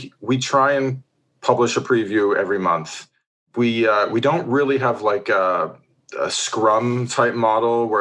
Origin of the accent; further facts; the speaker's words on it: Ontario, Canada; moved away as an adult; also born or lived in New Zealand; now in Seattle, United States; I'm a Canadian born and bred from Ontario